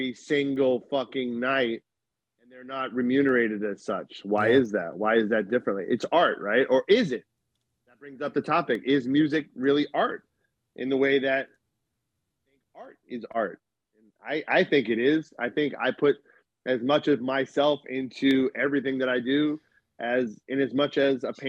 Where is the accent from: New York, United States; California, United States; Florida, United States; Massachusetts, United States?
Massachusetts, United States; Boston; moved away; when I lived in Boston, where I'm from